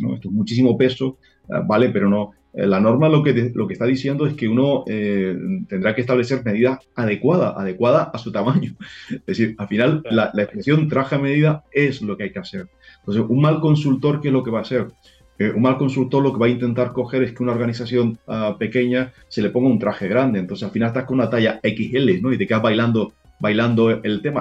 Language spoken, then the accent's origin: Spanish; Spain; nosotros tenemos la gran suerte en España